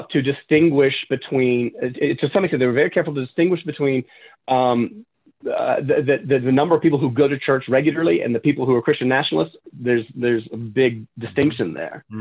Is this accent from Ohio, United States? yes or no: no; Tennessee, United States; moved away; also born or lived in Chicago; I'm from Tennessee.